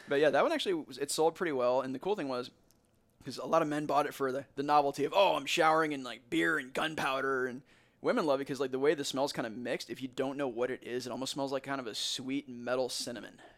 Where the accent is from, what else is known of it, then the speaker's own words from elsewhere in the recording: Warrenton, United States; this is my hometown.